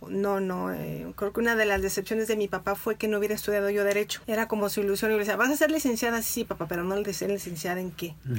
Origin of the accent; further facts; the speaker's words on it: Irapuato, Guanajuato, Mexico; Soy de, nací en Irapuato